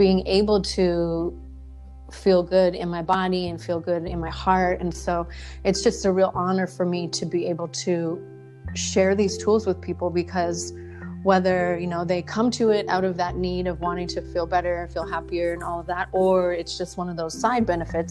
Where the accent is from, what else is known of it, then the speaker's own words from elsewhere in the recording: Canada; moved away as an adult; also born or lived in British Columbia; now in Maui, United States; I'm originally from Canada